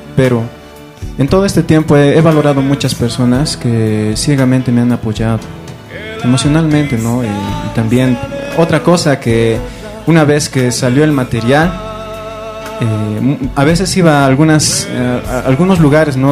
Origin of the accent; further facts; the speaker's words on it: Potosí, Bolivia; soy potosino neto